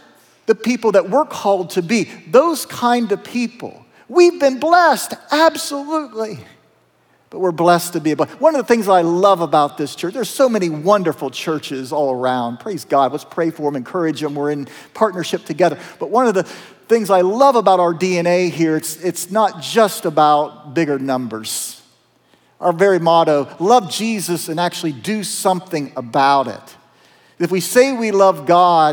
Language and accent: English; south of Zanesville, Appalachian Southern Ohio, United States; I'm a kid from Appalachian, Southern Ohio. Our first home was in the Moxahela Trailer Park. Not a lot of hope there in that trailer park south of Zanesville